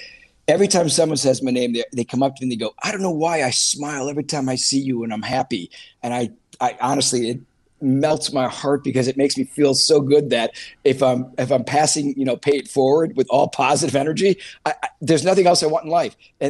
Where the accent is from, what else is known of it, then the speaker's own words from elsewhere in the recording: Milwaukee, Wisconsin, United States; now in California, United States; I came from Wisconsin. I moved in from Milwaukee, and we drove all the way into California, a buddy of mine.